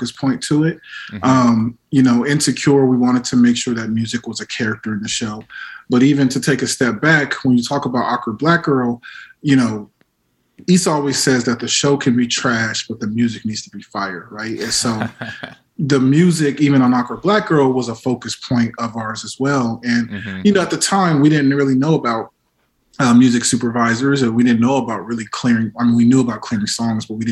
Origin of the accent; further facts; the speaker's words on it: Las Vegas, Nevada, United States; moved away; I'm from Vegas originally